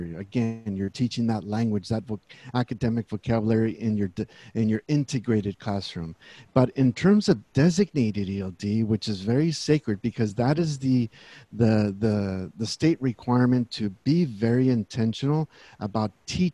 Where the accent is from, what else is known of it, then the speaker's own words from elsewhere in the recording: Central Valley, California, United States; also born or lived in Texas; Born in Texas, but raised here in California all of my life. Grew up here in the Central Valley